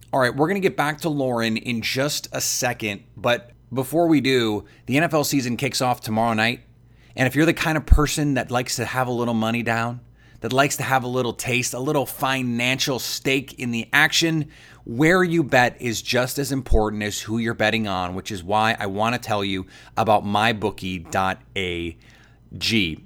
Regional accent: Milwaukee, Wisconsin, United States; I have a couple friends from high school growing up in Milwaukee

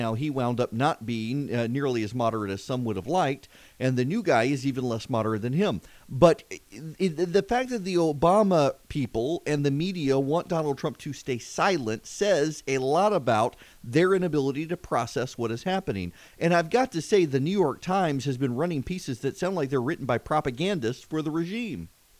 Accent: Dubai, United Arab Emirates; I grew up in Dubai. My dad worked in the Persian Gulf and on a clear day could see the southern islands of Iran.

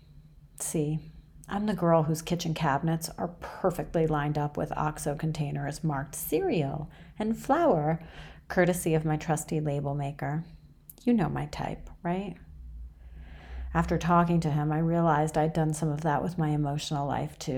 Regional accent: New York City, New York, United States; born or raised there; also born or lived in Iran

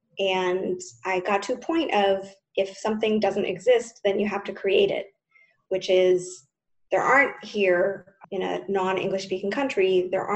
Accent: United States; moved away as an adult; also born or lived in New York; now in Tel Aviv, Israel; I'm American, living in Israel, living in Tel Aviv

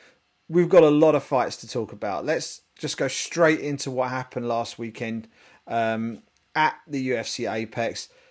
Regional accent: United Kingdom; being British

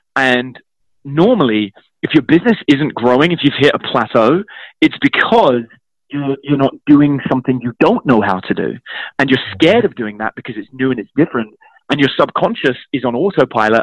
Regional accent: London, United Kingdom; I grew up in East London

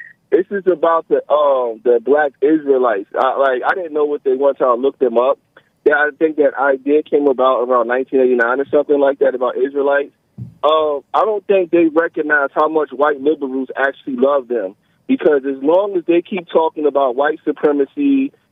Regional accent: United States; I was born in America

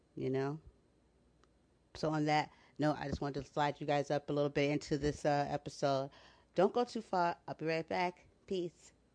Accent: United States; as an American citizen

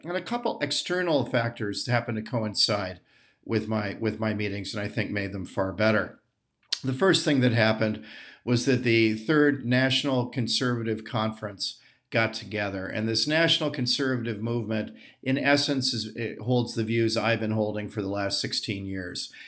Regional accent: United States; I'm an American patriot

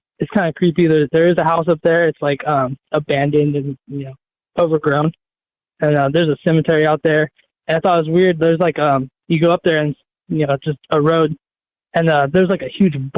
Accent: California, United States; now in Oregon, United States; I'm from California, but I live in Oregon.

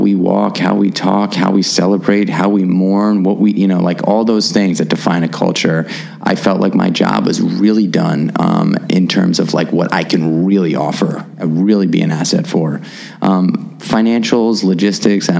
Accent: New York City, New York, United States; as a kid growing up in New York City

